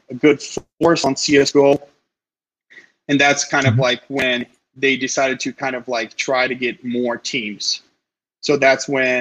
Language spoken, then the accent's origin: English; Brazil; moved away; I'm from Brazil originally